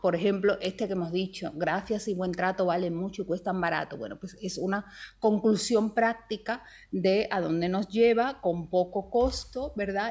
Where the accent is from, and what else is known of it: Spain